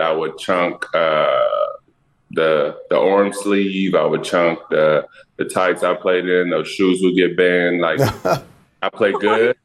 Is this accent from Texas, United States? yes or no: yes; Dallas, Texas, United States; moved away as an adult; also born or lived in Portland / San Antonio / New York City; I'm from Dallas and, I have all my family in Texas. So it was just nice to come back home